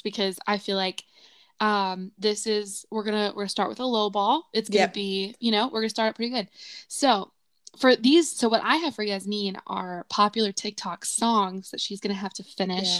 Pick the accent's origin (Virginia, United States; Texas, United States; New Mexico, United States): Virginia, United States; Southwest; growing up in Southwest Virginia